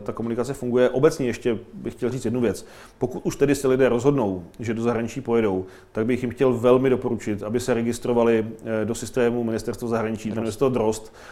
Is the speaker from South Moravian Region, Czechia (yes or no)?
no; Mladá Boleslav, Central Bohemian Region, Czechia; z mého rodného města, hlavní pošta Mladé Boleslavi